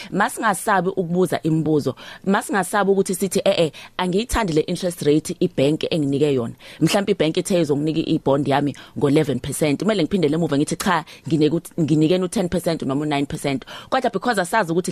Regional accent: Pietermaritzburg, KwaZulu-Natal, South Africa; moved away as an adult; now in Johannesburg, South Africa; njengami nje ekhaya kuseMaritzburg ngisebenza egoli ngeke ngiphindele mina eMaritzburg

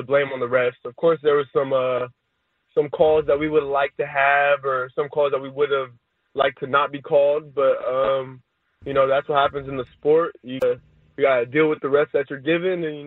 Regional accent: California, United States; I was born in California, I was raised in California, and I've only lived in California, so I think I could easily call myself a Cali kid

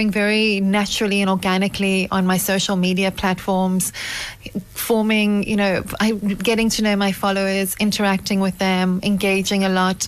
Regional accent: South Africa; also born or lived in Wellington, South Africa; I'm South African. I live in Wellington outside Cape Town

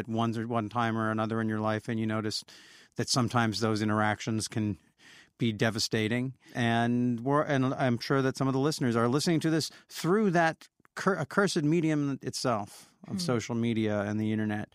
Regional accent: Olympia, Washington, United States; in my hometown of Olympia

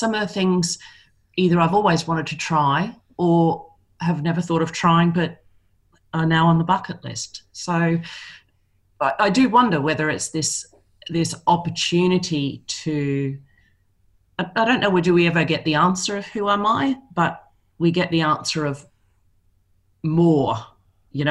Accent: Melbourne, Victoria, Australia; moved away as an adult; now in London, United Kingdom; I'm originally from Melbourne. I've been living here in London for 16 years.

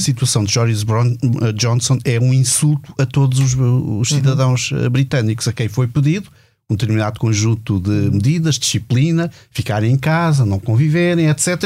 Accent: Portugal

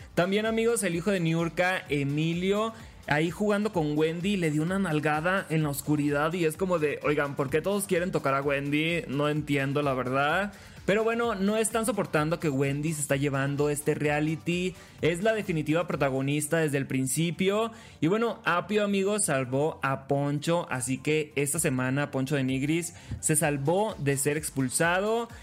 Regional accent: Los Mochis, Sinaloa, Mexico; moved away as an adult; now in Mexico City, Mexico; Soy de los Mochis, Sinaloa

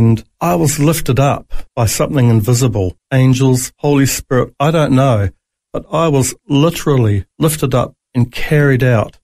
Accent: Auckland, New Zealand; now in Australia; I was born in New Zealand in Auckland

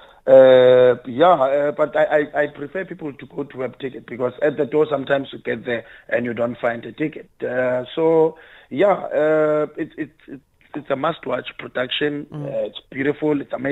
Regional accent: South Africa; as South African we tell our stories

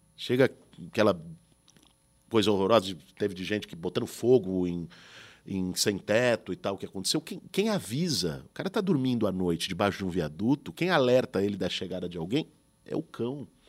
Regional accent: São Paulo, Brazil; Quando eu nasci, meus pais moravam em Pinheiros, numa travessa da Teodoro Sampaio. Depois, quando eu tinha já uns 10, 11 anos, foram para Perdizes

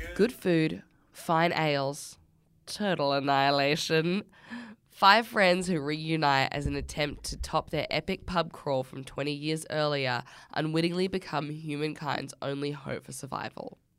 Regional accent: Australia; We're Australian.

